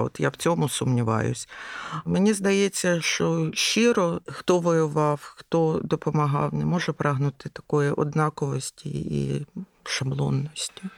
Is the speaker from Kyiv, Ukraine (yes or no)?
yes; Kyiv, Ukraine; я киянка